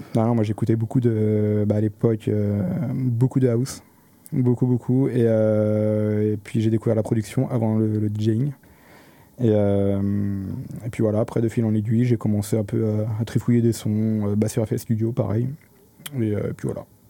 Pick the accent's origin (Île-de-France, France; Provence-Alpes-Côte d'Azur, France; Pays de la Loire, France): Île-de-France, France; Paris; moved away as an adult; now in Rennes, France; je viens, de Paris à la base, et euh, je suis arrivé sur Rennes il y a, 5-6 ans